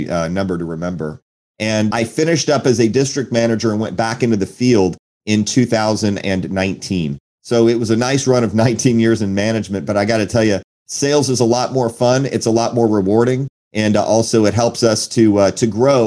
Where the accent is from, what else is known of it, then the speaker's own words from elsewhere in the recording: Houston, Texas, United States; also born or lived in Naperville, Illinois / Chicago, Illinois; originally I was born in Illinois, and it's a suburb of Chicago, if you know where Naperville is, and moved to the south side of Chicago. My parents divorced at 4 years old, so my dad chose to stay in Illinois, and my mom and my sister and I moved to Houston, Texas